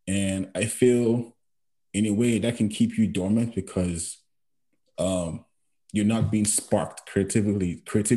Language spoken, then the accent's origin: English; Nigeria; moved away as an adult; now in Canada; growing up in Nigeria